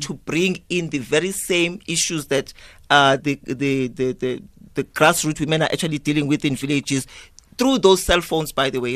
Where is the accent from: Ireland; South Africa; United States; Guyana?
South Africa